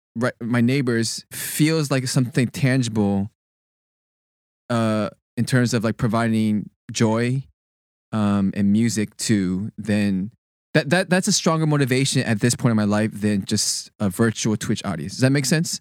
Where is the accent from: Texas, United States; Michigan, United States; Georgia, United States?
Texas, United States; Sugar Land; moved away as an adult; also born or lived in Berkeley; I, born and raised in Texas, went to school at Berkeley